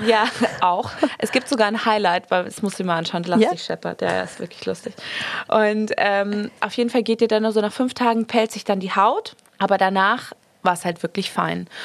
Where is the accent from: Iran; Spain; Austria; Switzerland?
Spain; Marbella, Andalusia; also born or lived in Munich; now in London, United Kingdom; in Spanien ist es eigentlich, also vor allem da, wo ich aufgewachsen bin